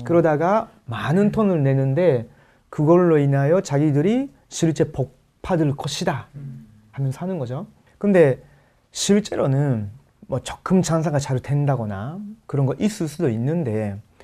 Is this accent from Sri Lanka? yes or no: no; Osaka, Japan; Korean is a second language; moved away; 제가 그 원래 고향이 오사카인데